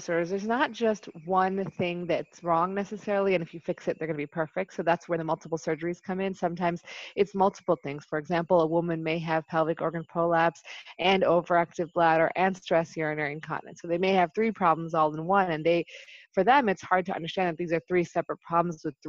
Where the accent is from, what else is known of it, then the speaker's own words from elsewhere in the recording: Buffalo, New York, United States; moved away as an adult; also born or lived in Chicago / Dallas; now in Maryland, United States; I initially am born and raised in Buffalo, New York